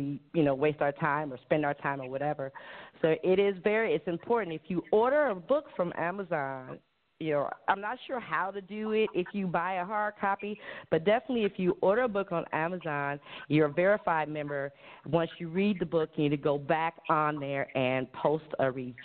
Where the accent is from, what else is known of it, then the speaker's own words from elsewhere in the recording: Cleveland, Ohio, United States; moved away as an adult; now in Hawaii, United States; I'm born and raised in Cleveland, Ohio, just 4 hours up the street, and moved here to Hawaii about a year ago.